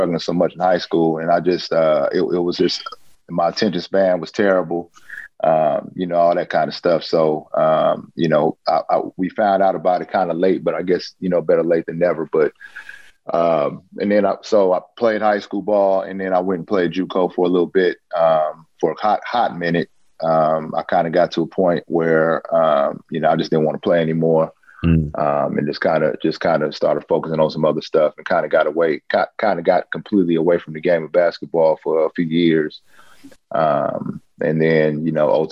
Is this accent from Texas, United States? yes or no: no; Oakland, California, United States; I'm originally born and raised in Oakland, California.